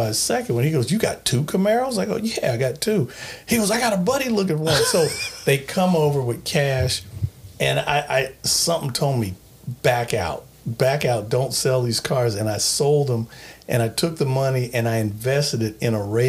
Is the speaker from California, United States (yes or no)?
yes; Long Beach, California, United States; I was born on the west side of Long Beach, California